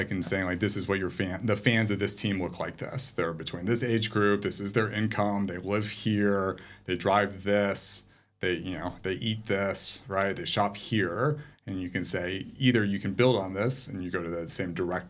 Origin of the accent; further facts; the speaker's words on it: United States; moved away as an adult; also born or lived in England; now in Sydney, Australia; I am American, perhaps?